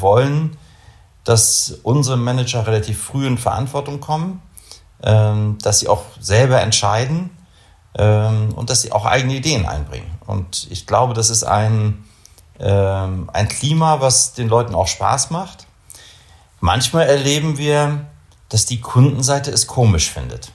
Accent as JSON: {"language": "German", "town": "Kiel", "region": "Schleswig-Holstein", "country": "Germany", "also_born_or_lived": "Augsburg / Munich", "moved": "yes", "lives_now": "Bremen, Germany", "said": "ich bin Norddeutscher, kein Bremer. Ich komme aus Kiel."}